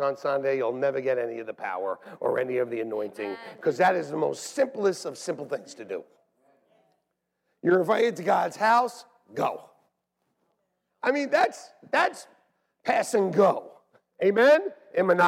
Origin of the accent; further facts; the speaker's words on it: North Brunswick, New Jersey, United States; moved away; I was even back in the place where I was born.